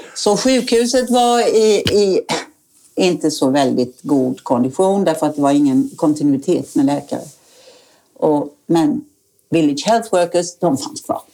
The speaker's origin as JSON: {"language": "Swedish", "town": "Falkenberg", "region": "Halland County", "country": "Sweden", "also_born_or_lived": "Africa / Åland", "moved": "as an adult", "lives_now": "Oskarshamn, Sweden", "said": "jag kom från Falkenberg"}